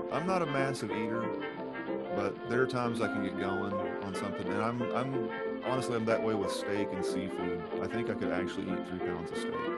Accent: North Carolina, United States; we're from North Carolina and we're in the mountains

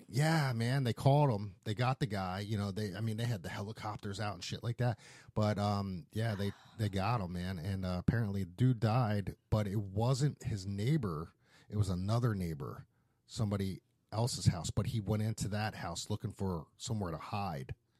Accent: Philadelphia, Pennsylvania, United States; moved away; I grew up in Philadelphia

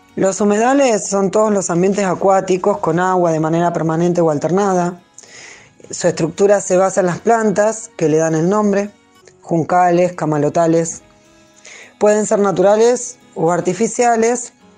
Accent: Berisso, Buenos Aires Province, Argentina; nací acá en Berizo

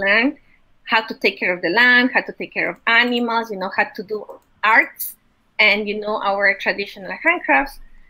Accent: Quito, Pichincha, Ecuador; English is a second language; moved away as an adult; now in Eugene, United States; I was born in Quito, Ecuador

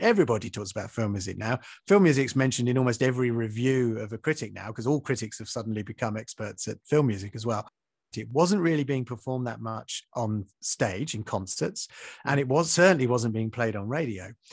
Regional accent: Maidstone, South East England, United Kingdom; in Maidstone, which is where I grew up in Kent

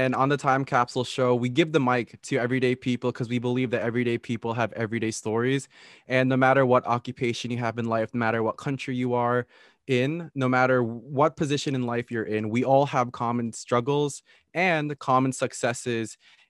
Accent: Philippines; I'm Filipino, so I've always made comparisons between these two cultures.

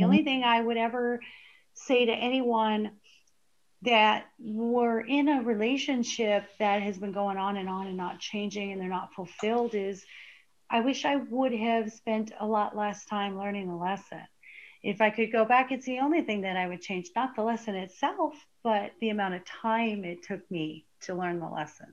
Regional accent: Arizona, United States; I grew up in Arizona and we used to lay out in baby oil as teenagers

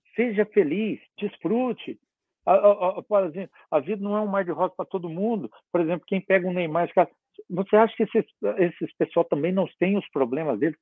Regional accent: south of Minas Gerais, Brazil; moved away; eu sou do sul de Minas

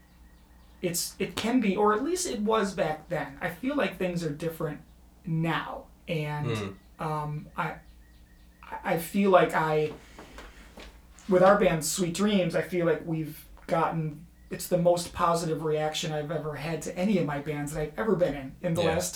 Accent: Le Roy, New York, United States; I grew up in a little town called Leroy, New York, which is about 45 minutes outside of Rochester

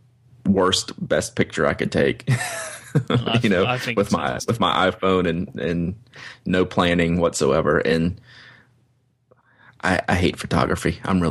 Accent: Baton Rouge, Louisiana, United States; I have a background in French growing up in Baton Rouge, Louisiana.

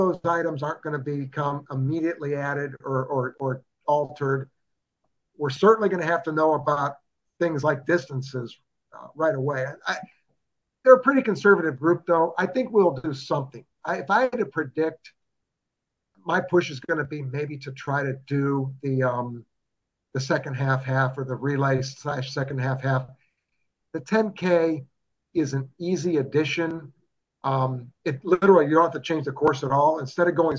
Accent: Cuyahoga Falls, Ohio, United States; now in Columbus, United States; growing up in Cuyahoga Falls

